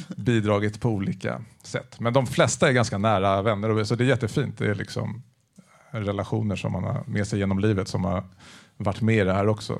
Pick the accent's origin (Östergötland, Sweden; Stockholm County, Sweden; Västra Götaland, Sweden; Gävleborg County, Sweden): Stockholm County, Sweden; Täby; Jag kommer från Täby